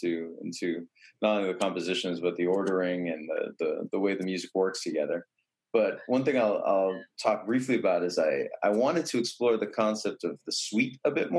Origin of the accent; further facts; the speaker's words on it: New Bedford, Massachusetts, United States; my hometown of New Bedford, Mass